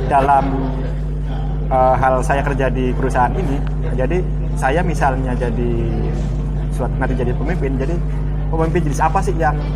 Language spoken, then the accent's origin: Indonesian; Indramayu, West Java, Indonesia; saya orang Sunda tapi nggak bisa bahasa Sunda karena saya aslinya Indramayu